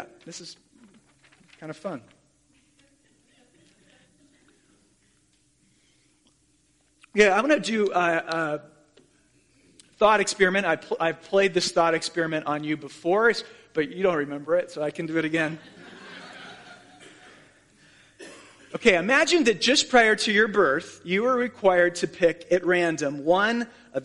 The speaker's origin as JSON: {"language": "English", "town": "Columbia", "region": "South Carolina", "country": "United States", "tie": "born or raised there", "said": "I was born in Columbia, South Carolina to Dale and Carol Cheney"}